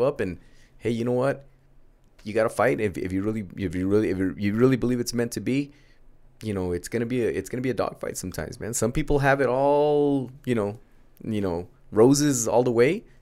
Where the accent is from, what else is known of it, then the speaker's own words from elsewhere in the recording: United States; first language Spanish; English is a second language; a young teenage American D J